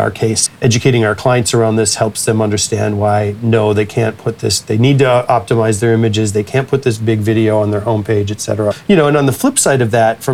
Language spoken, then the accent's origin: English; United States; as an American